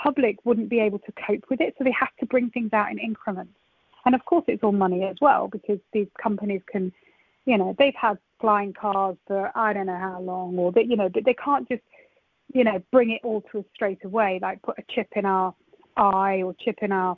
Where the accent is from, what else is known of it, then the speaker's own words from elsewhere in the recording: Nottingham, East Midlands, United Kingdom; I grew up in Nottingham where you've got Games Workshop